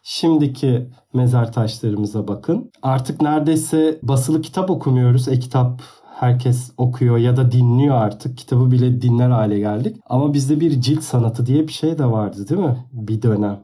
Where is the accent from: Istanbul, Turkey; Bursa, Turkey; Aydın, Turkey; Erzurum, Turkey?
Aydın, Turkey; moved away; canım memleketim Aydın'a